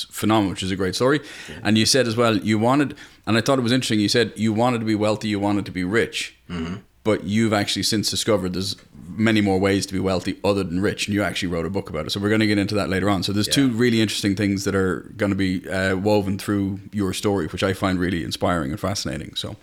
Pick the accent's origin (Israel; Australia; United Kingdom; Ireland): Ireland; as an Irishman